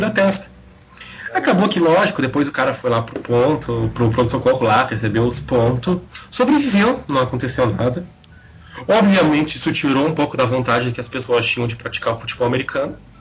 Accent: Porto Alegre, Rio Grande do Sul, Brazil; eu venho da periferia da periferia de Porto Alegre. A Restinga

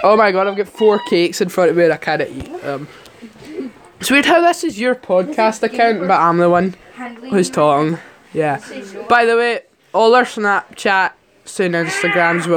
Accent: Scotland, United Kingdom; we're all Scottish

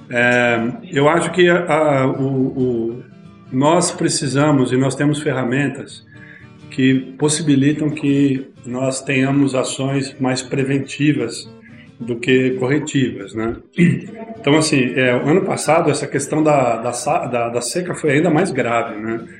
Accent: São Paulo, Brazil; eu sou do ABC, então Ford, GM, né? montadoras e tal, veio.

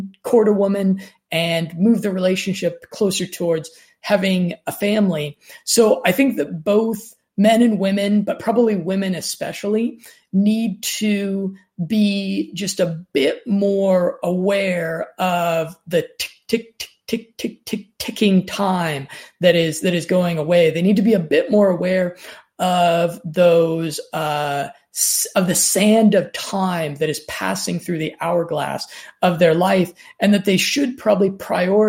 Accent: Denver, Colorado, United States; moved away; friends of mine that I grew up with there in Denver, Colorado

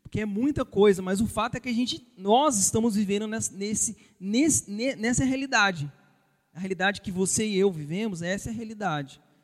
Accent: Brazil; vocês e eu, como brasileiros

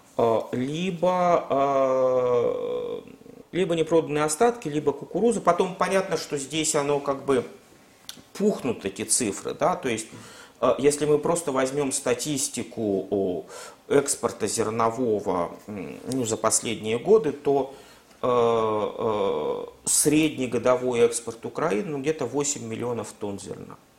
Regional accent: Russia; у нас в России

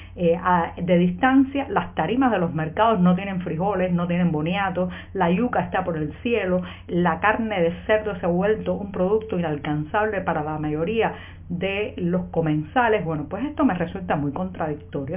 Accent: Cuba; como ciudadana de, de este país, como cubana

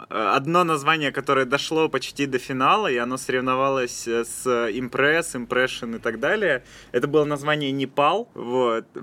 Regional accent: Yekaterinburg, Sverdlovsk Oblast, Russia; moved away as an adult; now in Saint Petersburg, Russia; Я …. Вот, э, …. И я приехал в Петербург из Екатеринбурга, чтобы учиться студентом

